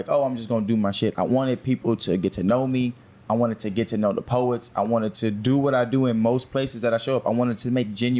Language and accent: English; Houston, Texas, United States; I'm from here. I'm from Houston